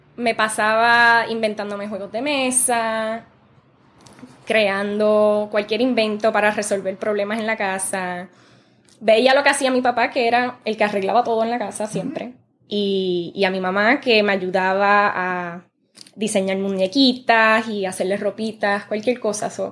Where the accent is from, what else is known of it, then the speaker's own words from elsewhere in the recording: Virginia, United States; yo nací y me crié en Virginia